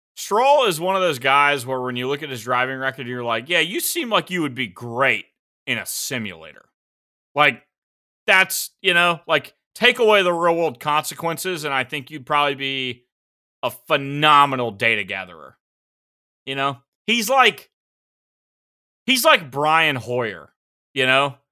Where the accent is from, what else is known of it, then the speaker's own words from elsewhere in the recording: South Carolina, United States; I'm from South Carolina